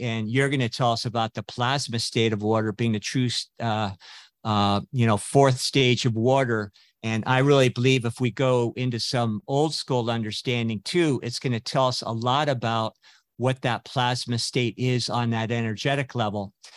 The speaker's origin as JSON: {"language": "English", "region": "West Coast", "country": "United States", "tie": "born or raised there", "said": "I grew up on the West Coast"}